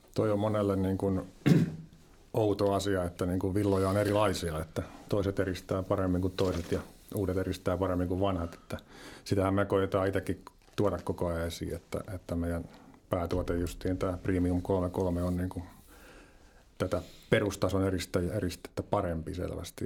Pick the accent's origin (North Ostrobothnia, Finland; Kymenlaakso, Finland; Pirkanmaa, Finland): Pirkanmaa, Finland; Lempäälä; Tampereen suunnalta sitä Lempäälästä vähän etelästä